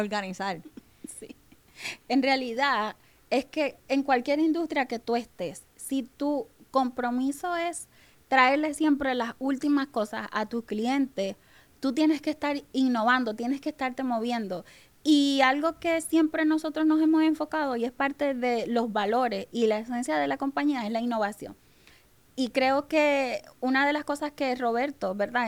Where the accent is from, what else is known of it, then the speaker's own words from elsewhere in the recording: Maracaibo, Zulia, Venezuela; moved away as an adult; now in Puerto Rico; yo soy venezolana, vengo eh, de Venezuela, de Maracaibo, que le llaman la tierra del sol amado